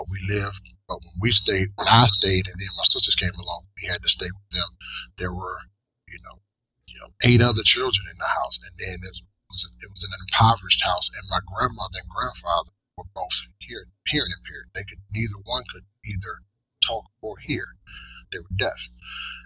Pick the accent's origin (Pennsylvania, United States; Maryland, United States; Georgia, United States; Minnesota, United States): Georgia, United States; moved away; I grew up in Georgia, in the North Coast now, but I grew up in Georgia, extremely poor